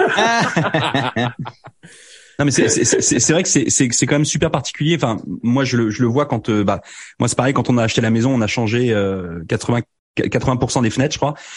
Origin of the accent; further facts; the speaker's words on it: France; now in Canada; quand on vient de France